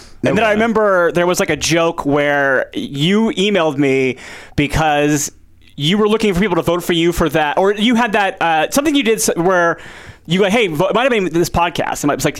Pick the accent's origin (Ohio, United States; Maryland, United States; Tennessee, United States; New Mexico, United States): Ohio, United States; I'm from Ohio. Yeah, we still call them conies in Ohio.